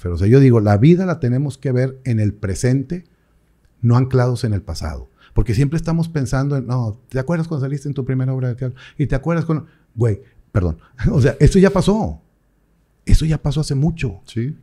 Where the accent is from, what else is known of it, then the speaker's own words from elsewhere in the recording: Mexico; como buenos mexicanos